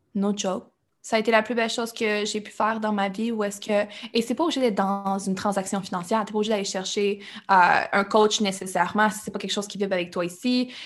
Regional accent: Quebec, Canada; je suis québécoise, oui, mais le reste, tout ce que je consomme, tout ce que je prends, tout ce que je vis, notre télévision, nos relations, tout le temps en anglais

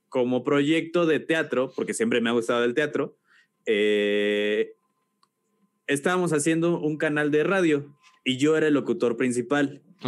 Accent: Celaya, Guanajuato, Mexico; moved away as an adult; also born or lived in Mexico City; soy de Celaya, Guanajuato.

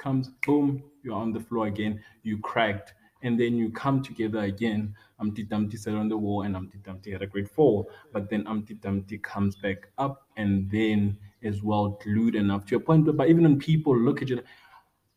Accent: Rustenburg, North West, South Africa; born and bred in Rustenburg, in a local community near the Sun City Resort

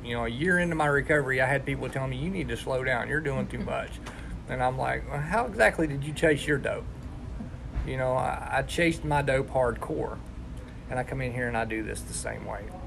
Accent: West Virginia, United States; also born or lived in Millersburg, Ohio; I was born in Millersburg, Ohio, and when I was 11 months old, my dad killed my mom in a drunk driving accident and moved us down here to West Virginia

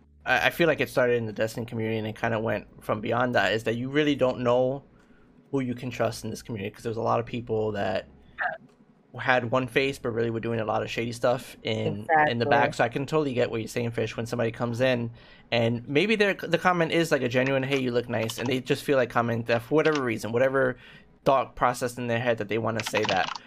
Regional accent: Brooklyn, New York, United States; Boy, I'm from Brooklyn. Let's go.

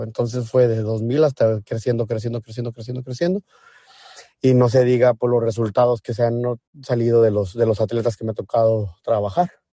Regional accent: Mexico; como latino o mexicano

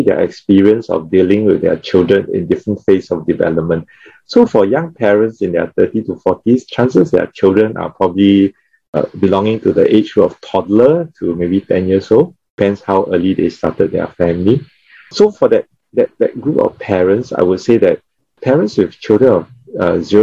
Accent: Singapore; Being Singaporean.

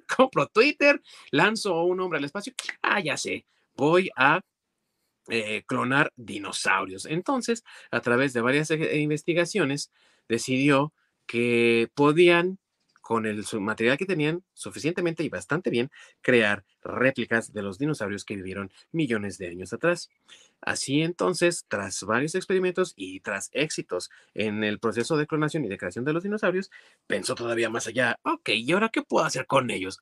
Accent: Mexico; como buen mexicano

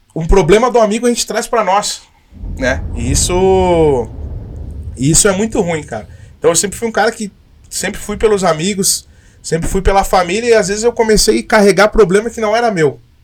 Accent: Caxias do Sul, Rio Grande do Sul, Brazil; moved away; eu sou de Caxias. Eu saí daqui

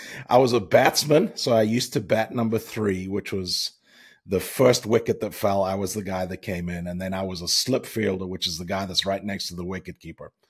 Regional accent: Zimbabwe; moved away as an adult; also born or lived in Virginia Tech / Charlotte area; We grew up in, obviously, in Zimbabwe

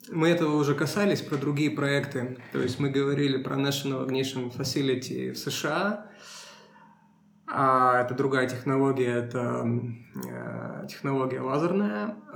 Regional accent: Russia; Ну, не Сибирь, да, мы, мы из России.

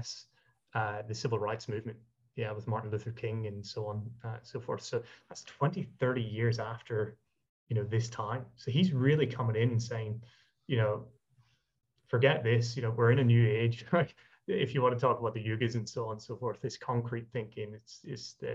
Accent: Ireland; I'm Irish

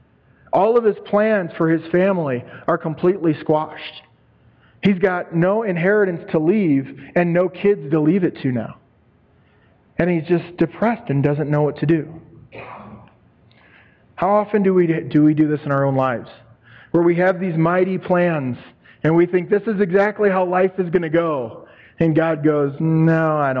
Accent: Hobart, Indiana, United States; moved away as an adult; my hometown of Hobart, Indiana

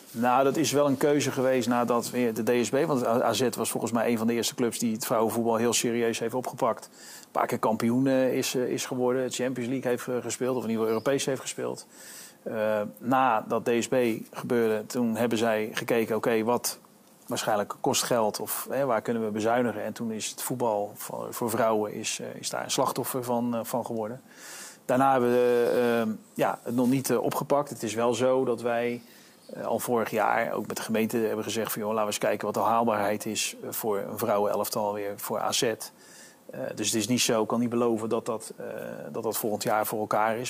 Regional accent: Netherlands; moved away as an adult; also born or lived in United States; toen ik naar Amerika ging, vanuit Nederland komende

